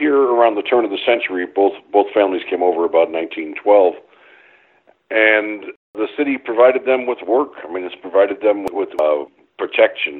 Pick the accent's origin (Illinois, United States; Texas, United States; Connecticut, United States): Illinois, United States; Chicago; moved away; I was born on the West Side. And then we had to move out to the south side